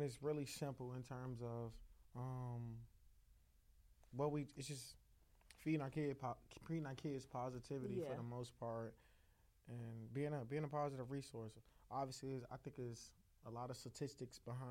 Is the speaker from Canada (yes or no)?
no; Chicago, Illinois, United States; I grew up in Woodline, Chicago.